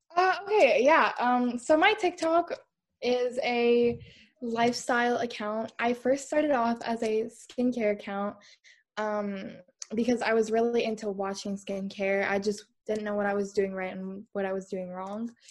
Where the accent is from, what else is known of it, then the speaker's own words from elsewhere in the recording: Canada; I'm from Canada